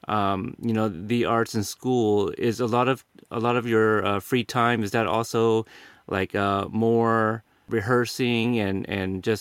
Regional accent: Portland, Oregon, United States; I went to David Douglas in Portland

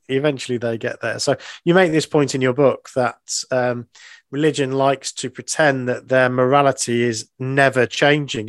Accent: England, United Kingdom; being English

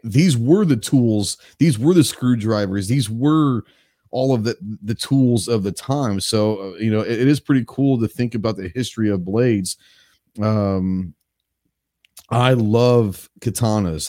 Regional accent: Dallas, Texas, United States; now in Arkansas, United States; I grew up in Dallas

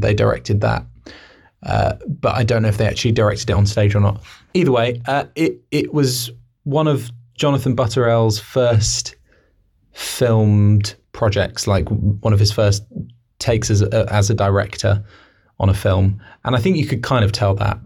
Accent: Newbury, South East England, United Kingdom; we're from Newbury

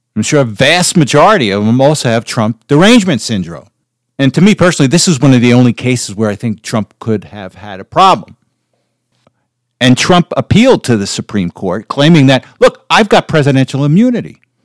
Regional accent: United States; also born or lived in New Jersey; as an American

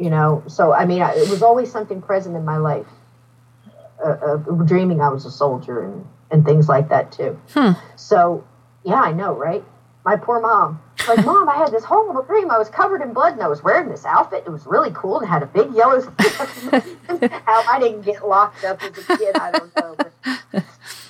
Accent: New Jersey, United States; moved away as an adult; also born or lived in Alabama; I was pretty much born and raised in New Jersey

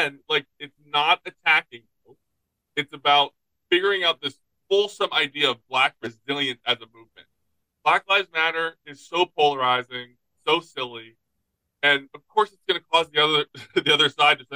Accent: United States; We're American

